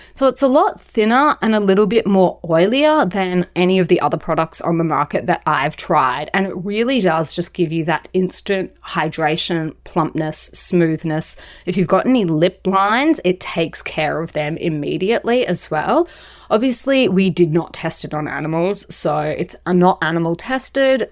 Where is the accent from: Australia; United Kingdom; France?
Australia; being Australian